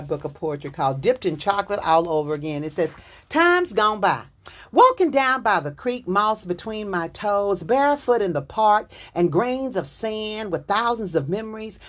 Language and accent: English; Dallas, Texas, United States; I'm from Dallas, Texas